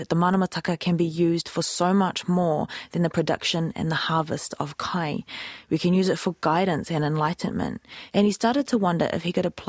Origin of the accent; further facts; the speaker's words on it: Waimana, Bay of Plenty, New Zealand; now in Auckland, New Zealand; This is Waimana, my home, the centre of my world. This is the place that brings me peace. My sister lives here still, just down the road from where I grew up.